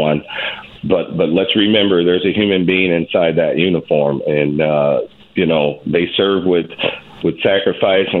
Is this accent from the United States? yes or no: yes; Detroit, Michigan, United States; now in St. Cloud, United States; I grew up in Detroit, Michigan, in one of the most violent precincts in the most violent city at the time